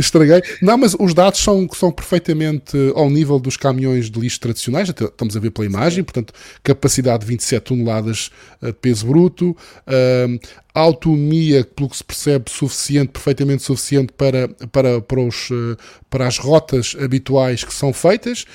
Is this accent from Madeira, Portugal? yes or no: yes; Madeira, Portugal; moved away; Eu, como madeirense e como utilizador de veículos elétricos na Madeira